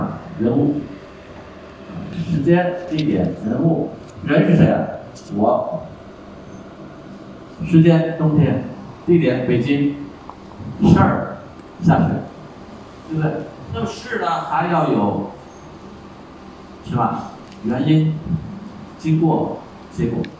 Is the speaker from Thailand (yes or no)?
yes; Thailand; Chinese is a second language; 那你要看雨的话，那不如在我们泰国看。泰国雨季的时候，一天好几场，对不对？